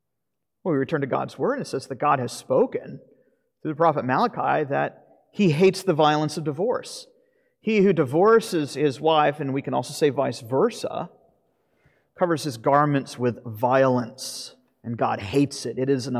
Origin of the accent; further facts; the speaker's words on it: Florida, United States; But I grew up in Florida.